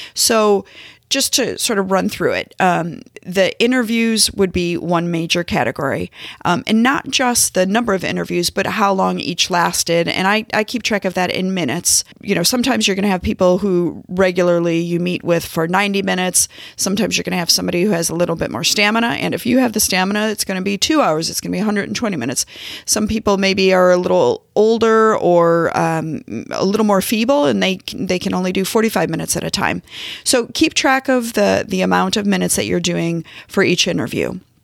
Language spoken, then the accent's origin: English; St. Louis, Missouri, United States; now in Kansas City, United States; I'm based in Kansas City. I'm from Saint Louis.